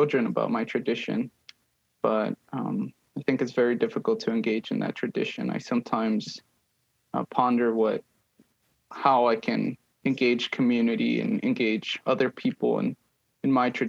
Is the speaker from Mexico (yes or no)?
yes; Ciudad Juarez, Chihuahua, Mexico; moved away; I grew up in Mexico. I grew up in Ciudad Juarez, which is in the border town opposite of El Paso, Texas.